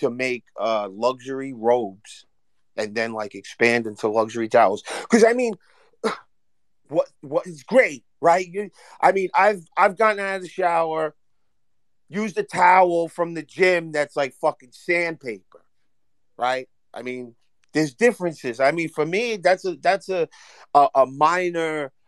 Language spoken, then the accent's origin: English; Hoboken, New Jersey, United States; I'm from Hoboken, but I know North New Jersey.